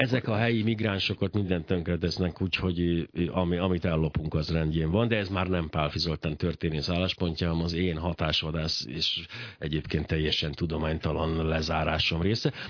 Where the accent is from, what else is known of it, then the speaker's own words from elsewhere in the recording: Hungary; magyarnak születtem